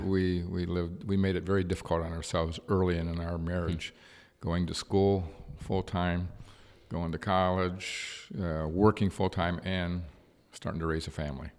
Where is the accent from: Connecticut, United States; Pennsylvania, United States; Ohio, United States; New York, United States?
Ohio, United States; Cleveland; Was raised in the inner city of Cleveland, near the, near the West Side Market